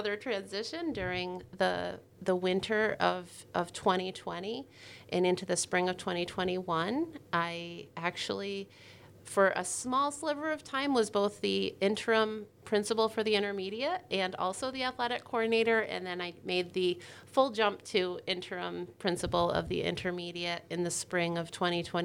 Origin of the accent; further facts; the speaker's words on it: Newcomb, New York, United States; I started out in Newcomb, New York. So I grew up in the Adirondacks